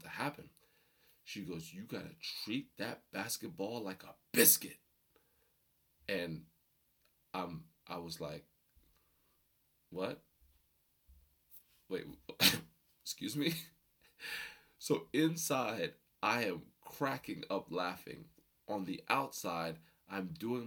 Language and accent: English; Rockaway, New Jersey, United States; also born or lived in Passaic, New Jersey; We moved from Passaic to Rockaway, New Jersey